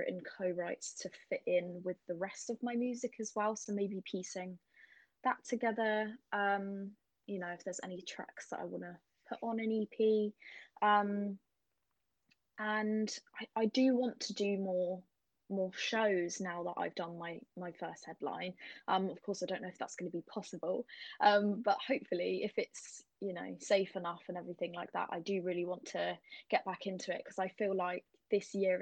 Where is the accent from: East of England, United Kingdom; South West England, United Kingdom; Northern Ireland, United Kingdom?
South West England, United Kingdom; Cornwall; I'm from Cornwall